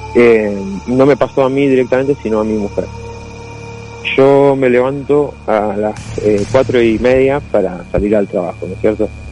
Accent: Burzaco, Buenos Aires Province, Argentina; also born or lived in Glew; Yo soy de Bursaco, acá de Gran Buenos Aires.

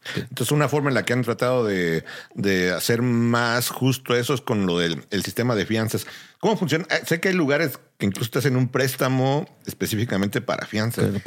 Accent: Mexico; now in United States; Uno como mexicano

